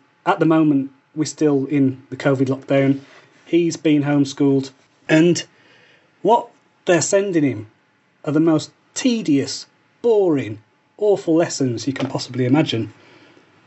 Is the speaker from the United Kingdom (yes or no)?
yes; Wolverhampton, West Midlands, United Kingdom; moved away; I grew up in Wolverhampton on an estate called the Scotlands